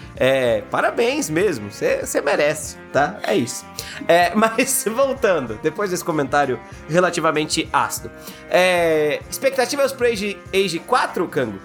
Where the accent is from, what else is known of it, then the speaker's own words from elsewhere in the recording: Brazil; A gente é brasileiro